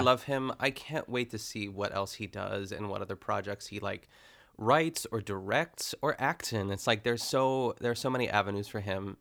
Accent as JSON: {"language": "English", "town": "North Huntington", "region": "Pennsylvania", "country": "United States", "tie": "born or raised there", "said": "I grew up in North Huntington"}